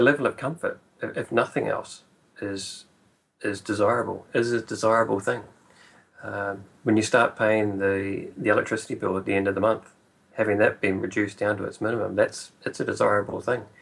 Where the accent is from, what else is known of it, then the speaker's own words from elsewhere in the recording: Whanganui, Manawatū-Whanganui, New Zealand; moved away as an adult; also born or lived in Auckland; it's my hometown. It's where I was born and went to school.